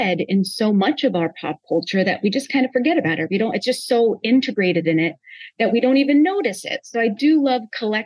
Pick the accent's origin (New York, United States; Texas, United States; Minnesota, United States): New York, United States; Albany; moved away; I'm from Albany, New York, originally